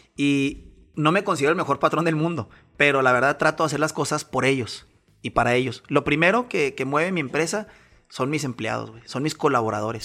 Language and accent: Spanish; Chihuahua, Mexico; soy de Chihuahua, Chihuahua